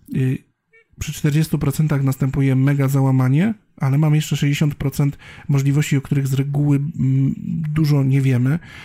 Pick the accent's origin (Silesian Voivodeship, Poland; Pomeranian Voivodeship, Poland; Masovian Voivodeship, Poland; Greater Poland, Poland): Silesian Voivodeship, Poland; Bielsko-Biała; ja wychowywałem się w Bielsku Białej